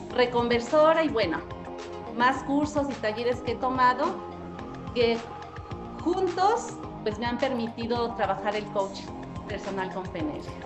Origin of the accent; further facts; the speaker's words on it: Mexico City, Mexico; soy de aquí de la Ciudad de México